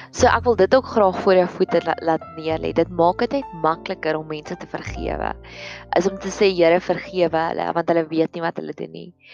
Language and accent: Afrikaans; Welkom, Free State, South Africa; Ek het in 'n myndorpie groot geword en op daai en daar waar ek groot geword het in Welkom